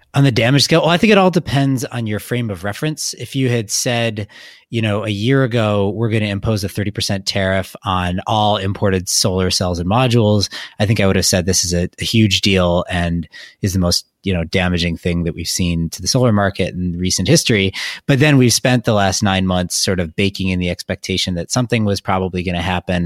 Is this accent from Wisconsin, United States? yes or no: yes; Wisconsin, United States; I'm from Wisconsin